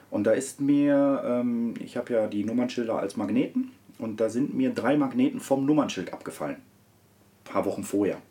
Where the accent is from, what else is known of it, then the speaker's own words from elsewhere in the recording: Herne, North Rhine-Westphalia, Germany; komme aus Wanne-Eickel, bin dort auch geboren, bin aufgewachsen ganz normal.